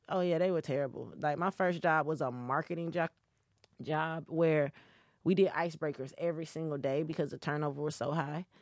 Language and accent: English; Gaffney, South Carolina, United States; moved away; also born or lived in Hampstead, North Carolina / Chapel Hill, North Carolina / Raleigh, North Carolina; I'm from Gaffney, South Carolina. A, okay. A really little town and I'm from Hampstead, North Carolina as well